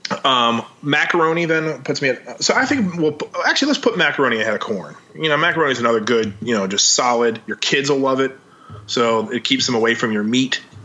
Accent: Maryland, United States; I grew up in Maryland

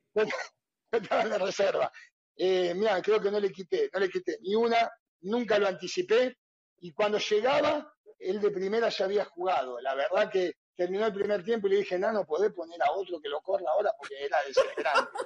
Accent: Castelar, Buenos Aires Province, Argentina; born or raised there; also born or lived in Luján, Buenos Aires Province

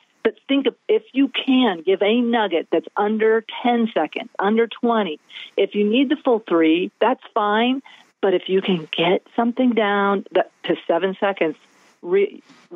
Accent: the Ozarks, United States; I'm from the Ozarks.

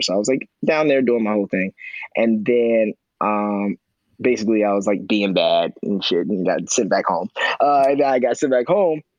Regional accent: Chicago, Illinois, United States; I come from Southside Chicago

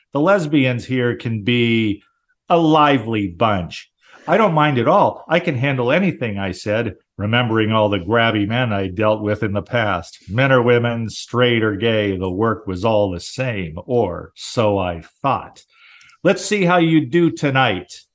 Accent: Southern California, United States; where I lived, where I grew up in Southern California

